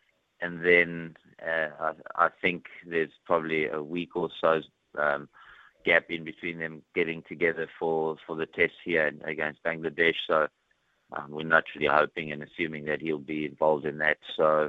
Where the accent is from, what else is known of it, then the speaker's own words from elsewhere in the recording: Johannesburg, Gauteng, South Africa; also born or lived in Pretoria / Dunedin; now in New Zealand; Obviously, as you said, I moved from Johannesburg and Pretoria to Dunedin